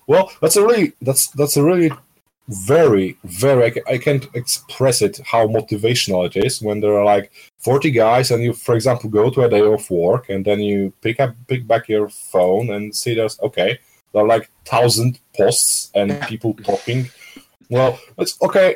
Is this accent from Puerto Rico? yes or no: no; Skierniewice, Łódź Voivodeship, Poland; moved away as an adult; now in Warsaw, Poland; from my hometown from Skierniewice